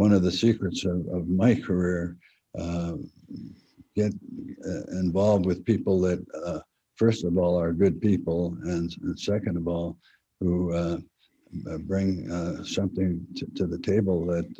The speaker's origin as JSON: {"language": "English", "town": "El Cerrito", "region": "California", "country": "United States", "said": "we're from El Cerrito. We're El Cerrito boys."}